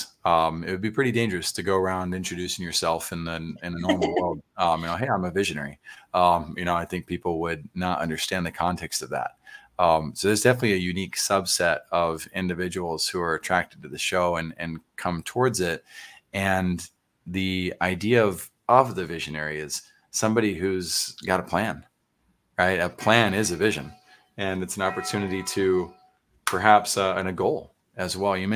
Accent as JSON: {"language": "English", "town": "San Antonio", "region": "Texas", "country": "United States", "tie": "born or raised there", "said": "I grew up in Oak Meadow, which is right there on Northwest Military in Huebner"}